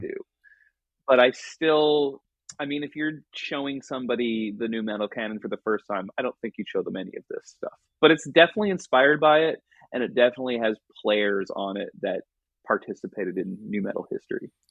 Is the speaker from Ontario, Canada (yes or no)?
no; Vancouver, British Columbia, Canada; growing up in Vancouver